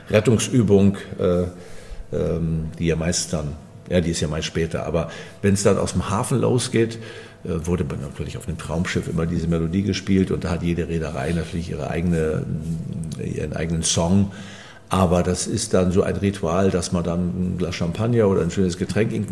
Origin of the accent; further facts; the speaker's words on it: Fehmarn, Schleswig-Holstein, Germany; Es war perfekt, denn ich bin von der Insel Fehmarn, dort bin ich geboren, ein Kind des Wassers